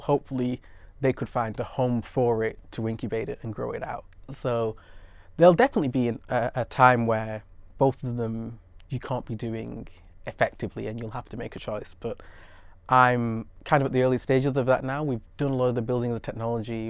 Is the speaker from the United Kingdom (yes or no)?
yes; United Kingdom; I'm British Nigerian and was born and brought up in the U K